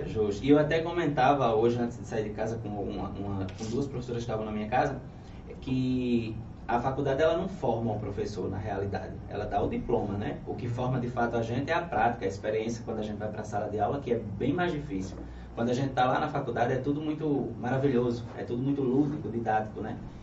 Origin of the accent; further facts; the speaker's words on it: São José dos Ramos, Paraíba, Brazil; moved away as an adult; also born or lived in Mari / Rio de Janeiro; eu nasci em Mari, na cidade de Mari, né? E mas só nasci. Daí fui criado numa zona rural lá em São José dos Ramos